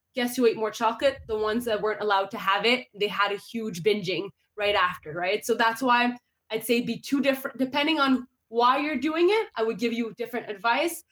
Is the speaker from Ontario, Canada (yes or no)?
yes; Ottawa, Ontario, Canada; I'm a fellow Canadian, and I do say A, I do. Um, so I was born in Ottawa, Ontario